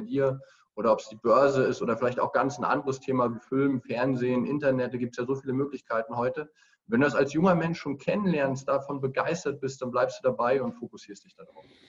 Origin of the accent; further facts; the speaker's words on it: Greifswald, Mecklenburg-Vorpommern, Germany; in Greifswald, meiner Heimatstadt